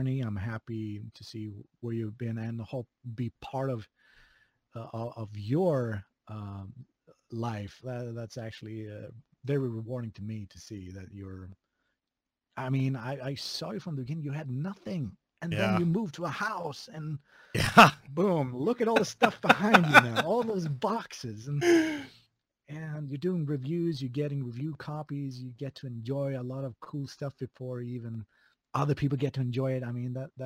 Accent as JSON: {"language": "English", "town": "Skövde", "region": "Västra Götaland", "country": "Sweden", "tie": "born or raised there", "also_born_or_lived": "Korsberga, Sweden", "accent": "Swedish", "second_language": "English", "moved": "as an adult", "lives_now": "Japan", "said": "my hometown in my shitty little Swedish country. Skövde, of all places."}